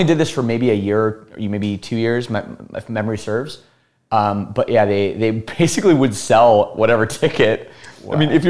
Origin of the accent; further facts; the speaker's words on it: Burlington, Ontario, Canada; also born or lived in Toronto; So we're from the Toronto area.